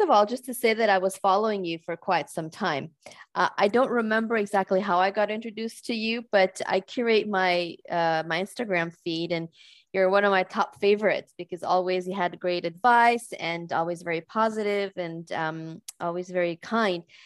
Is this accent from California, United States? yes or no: yes; California, United States; moved away as an adult; now in Switzerland; I am American, but I live in, in Switzerland now for many years. I'm a California transplant here